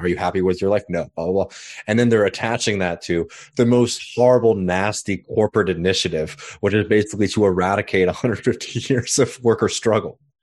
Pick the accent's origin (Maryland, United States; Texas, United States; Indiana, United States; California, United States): Texas, United States; Austin; born or raised there; now in South Carolina, United States